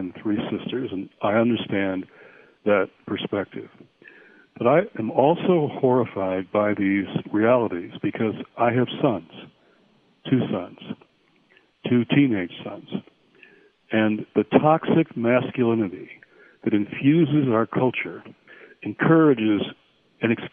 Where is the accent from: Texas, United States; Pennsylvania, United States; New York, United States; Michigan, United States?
Michigan, United States; now in Washington, United States; I'm calling in from a retreat in the middle of my home state of Michigan